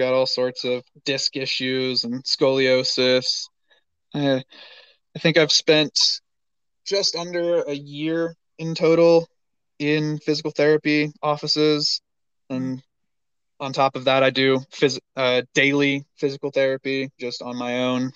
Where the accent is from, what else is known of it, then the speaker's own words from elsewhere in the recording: North Carolina, United States; moved away as an adult; also born or lived in Denver, Colorado; I grew up in North Carolina